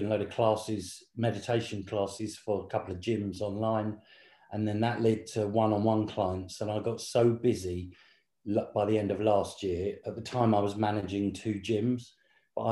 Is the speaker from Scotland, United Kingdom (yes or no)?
no; Southend-on-Sea, East of England, United Kingdom; moved away as an adult; now in London, United Kingdom; we grew up in Essex in England, which is on the southeast coast, Southend-on-Sea